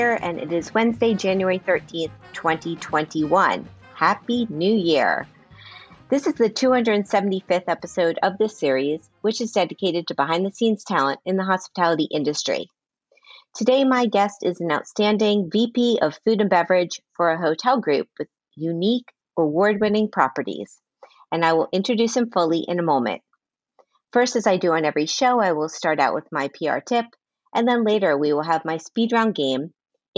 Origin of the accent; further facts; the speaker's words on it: Miami, Florida, United States; now in New York, United States; I'm from Miami